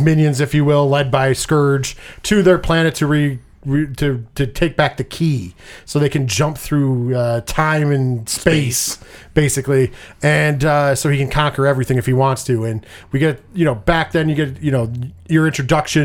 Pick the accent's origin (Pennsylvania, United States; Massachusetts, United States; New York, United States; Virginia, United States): New York, United States; We are from New York.